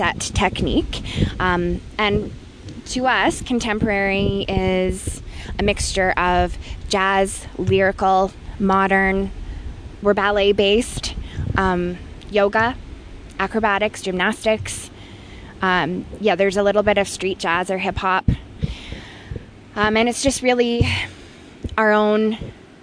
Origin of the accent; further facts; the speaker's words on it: Vancouver, British Columbia, Canada; now in Edmonton, Canada; I was born in Vancouver